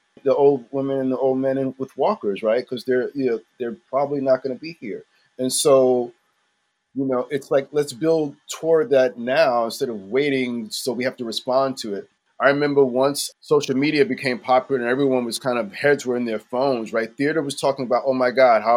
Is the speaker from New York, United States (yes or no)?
yes; New York City, New York, United States; I grew up actually near Henry Street Settlement. It was a few blocks from me